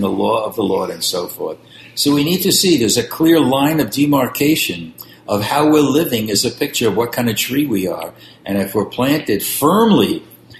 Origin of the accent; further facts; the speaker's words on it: New York City, New York, United States; I grew up on East 91st Street in Brooklyn, New York